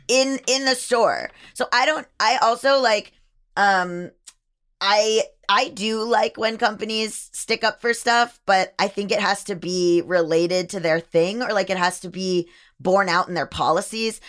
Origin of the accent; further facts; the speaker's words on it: Florida, United States; I am from Florida, born and raised